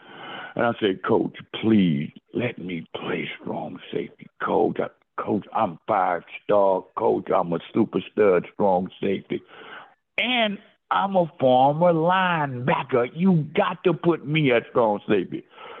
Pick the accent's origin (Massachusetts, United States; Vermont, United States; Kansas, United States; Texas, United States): Texas, United States; I'm from Texas. I'm tough. Texans don't cry.